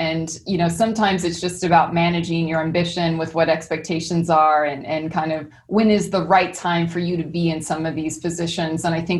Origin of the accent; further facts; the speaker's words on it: Missouri, United States; moved away; It was interesting because I moved from Missouri to New York. And that was probably the biggest culture shock before I moved over to Japan.